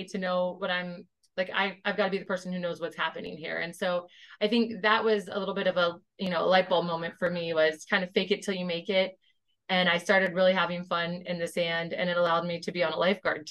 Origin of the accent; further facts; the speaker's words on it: Tampa, Florida, United States; moved away as an adult; also born or lived in California / Georgia; I grew up in Tampa